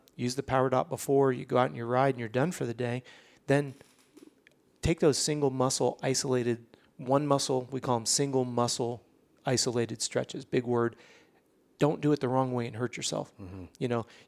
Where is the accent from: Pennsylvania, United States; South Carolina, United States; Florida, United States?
Florida, United States; Orlando; We're from Orlando